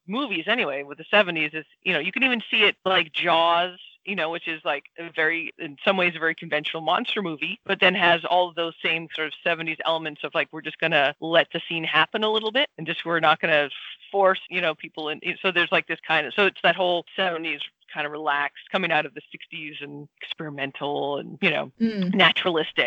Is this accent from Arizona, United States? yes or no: no; Boston, Massachusetts, United States; I live in the Boston area